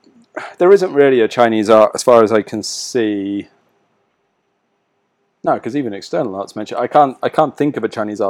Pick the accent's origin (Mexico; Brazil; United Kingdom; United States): United Kingdom; England; I'm English.